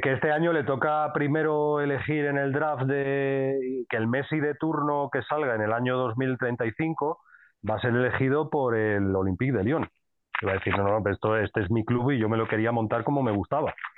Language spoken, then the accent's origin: Spanish; Madrid, Community of Madrid, Spain; soy de Madrid